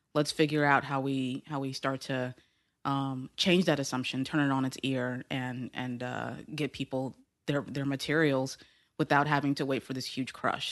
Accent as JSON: {"language": "English", "town": "Houston", "region": "Texas", "country": "United States", "tie": "born or raised there", "said": "in Houston, Texas"}